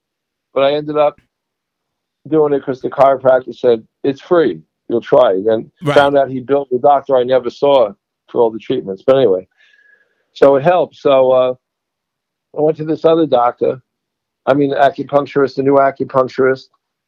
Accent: New York, United States; I don't know whether it's from being New Yorker or just being in my family.

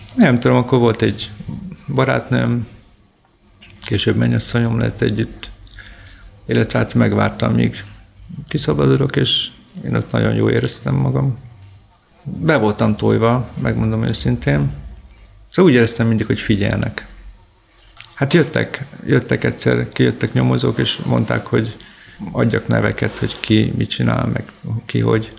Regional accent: Szeged, Csongrád-Csanád, Hungary; én Szegedi vagyok

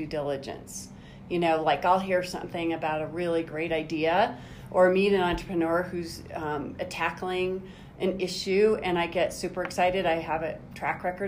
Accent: Denver, Colorado, United States; I grew up in Denver, Colorado

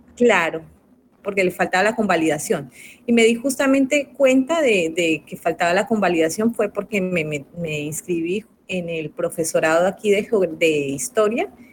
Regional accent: Colombia; now in Argentina; soy colombiana

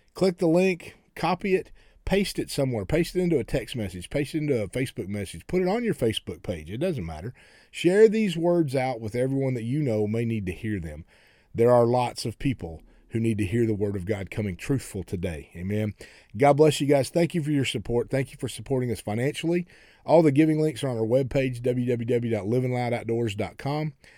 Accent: Oklahoma, United States; I grew up in Oklahoma

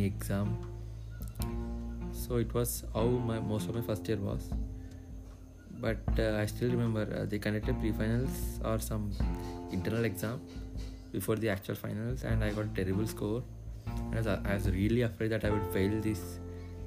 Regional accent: Hyderabad, Telangana, India; I'm from Hyderabad, India

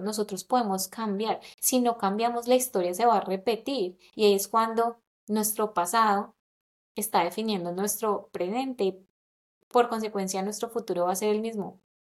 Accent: Colombia; moved away; also born or lived in London; nací en Colombia

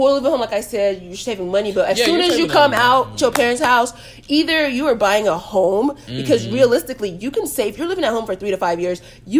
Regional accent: Nigeria; I'm Nigerian, so you know my parents want me to stay at home until a man comes and marries me

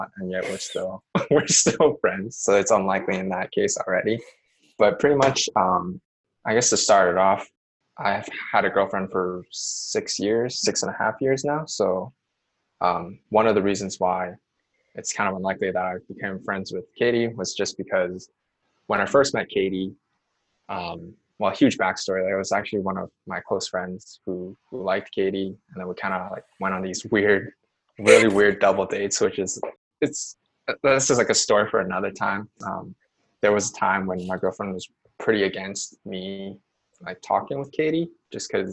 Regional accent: Vancouver, British Columbia, Canada; we're both from Vancouver

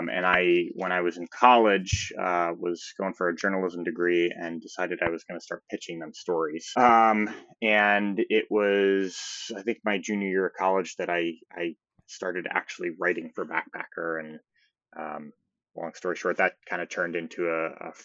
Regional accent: near Saratoga, upstate New York, United States; moved away as an adult; now in Colorado, United States; I'm from upstate New York originally, a small town outside of Saratoga, if anybody's familiar, not too far from the Adirondack

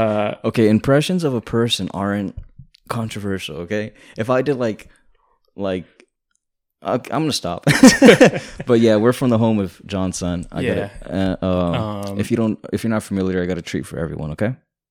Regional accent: Texas, United States; So put it out there. We're from the South Texas, Rio Grande Valley.

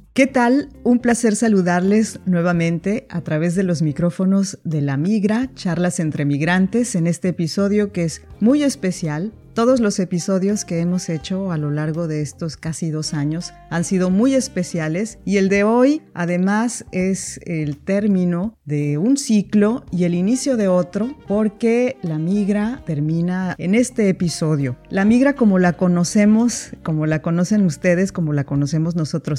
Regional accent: Mexico; now in France; mis experiencias como migrante en un país como Francia, como migrante mexicana

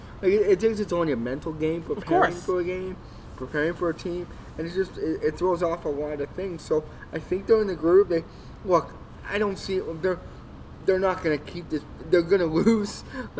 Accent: Spruce Grove, Alberta, Canada; Spruce Grove, played for the Saints, my hometown.

